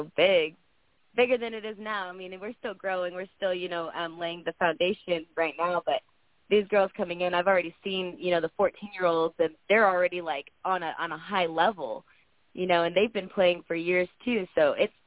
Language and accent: English; Dallas, Texas, United States; now in Los Angeles, United States; I'm from Texas. I'm from Dallas, so it's easy to go back and forth for the tournaments out there. But I live in California, in L.A.